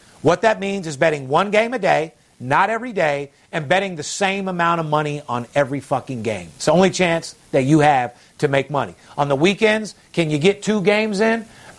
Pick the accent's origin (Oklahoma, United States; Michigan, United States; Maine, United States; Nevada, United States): Nevada, United States; Las Vegas; I'm third generation born and raised in Las Vegas.